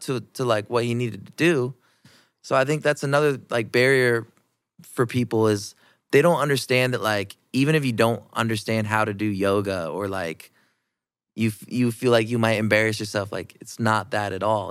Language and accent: English; Iowa, United States; I've been born and raised in Iowa